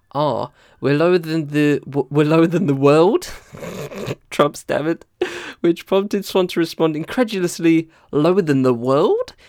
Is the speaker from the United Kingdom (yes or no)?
yes; United Kingdom; as a British dude